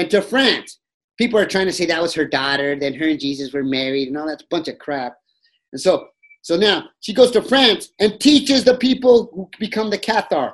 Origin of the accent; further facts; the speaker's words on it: Albuquerque, New Mexico, United States; now in Las Vegas, United States; That's where I live now. I was born and raised in Albuquerque, New Mexico